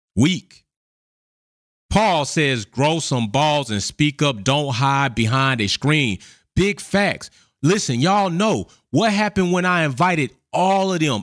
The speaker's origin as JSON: {"language": "English", "country": "United States", "tie": "born or raised there", "said": "I was born in the United States of America."}